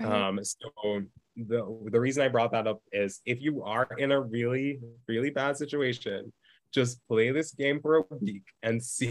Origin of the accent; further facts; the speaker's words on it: Jamaica; I grew up in Jamaica. It's a third world